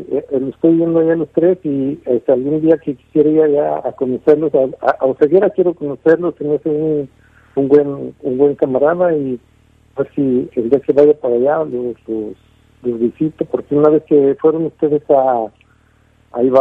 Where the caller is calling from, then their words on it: Louisiana, United States; De Luisiana.